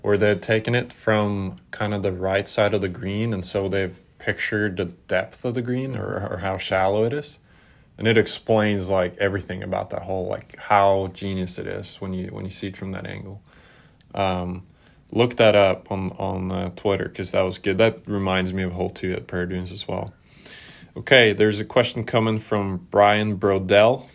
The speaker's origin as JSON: {"language": "English", "country": "Norway", "tie": "born or raised there", "said": "growing up in Norway"}